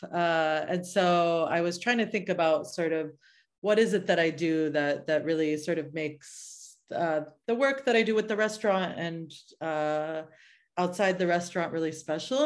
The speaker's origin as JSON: {"language": "English", "area": "suburb outside of Boston, New England", "region": "Massachusetts", "country": "United States", "tie": "born or raised there", "also_born_or_lived": "Oakland, California / San Francisco, California", "moved": "as an adult", "lives_now": "California, United States", "said": "my parents sort of settled in a very little suburb outside of, uh, Boston. And I grew up in New England and lived that kind of suburban New England life"}